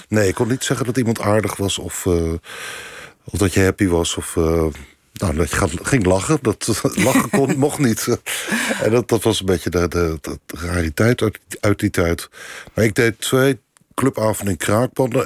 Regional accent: Leiden, South Holland, Netherlands; ik kom niet uit Rotterdam, maar ik kom uit Leiden

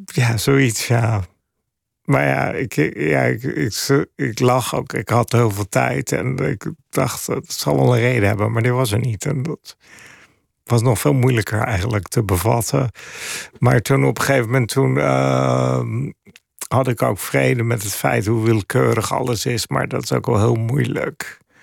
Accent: Papendrecht, South Holland, Netherlands; moved away as an adult; also born or lived in Amsterdam / New York; now in Finland; Ik ben ook opgegroeid in de Belt in Papendrecht in Holland.

